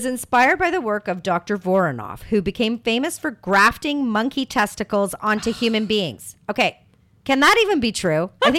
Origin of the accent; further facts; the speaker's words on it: Canada; Being Canadian, I was mostly raised on beer and rye whiskey.